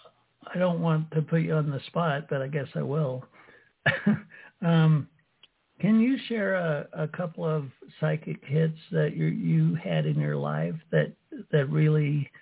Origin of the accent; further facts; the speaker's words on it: Utah, United States; I grew up staunch Mormon in Utah